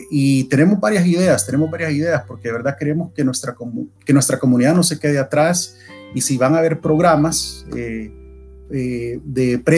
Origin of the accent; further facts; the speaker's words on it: El Salvador; now in United States; yo eh, soy salvadoreño de nacimiento, 100%. Eh, viví en El Salvador hasta el principio de los 90. Al principio de los 90, nuestra familia inmediata, mis papás y mis hermanos, agarramos rumbo a Estados Unidos, aquí a Virginia, al condado de Prince William, buscando